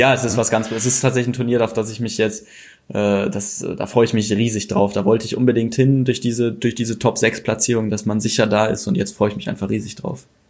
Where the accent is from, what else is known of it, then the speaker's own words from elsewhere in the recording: North Rhine-Westphalia, Germany; ich komme ja hier aus dem Raum aus, äh, vom Niederrhein, also ist gar nicht so weit bis Köln